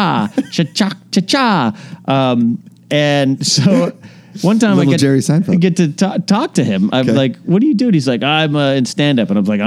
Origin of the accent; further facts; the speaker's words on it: Arroyo Grande, California, United States; now in Los Angeles, United States; my hometown of Arroyo Grande, San Luis Obispo